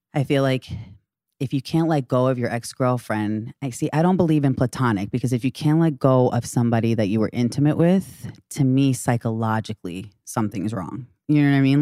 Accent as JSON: {"language": "English", "town": "Great Neck", "region": "New York", "country": "United States", "tie": "born or raised there", "said": "I'm thirty-five years old, from Long Island."}